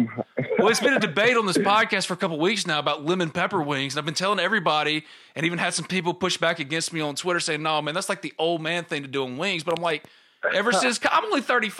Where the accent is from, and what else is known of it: New Albany, Mississippi, United States; born or raised there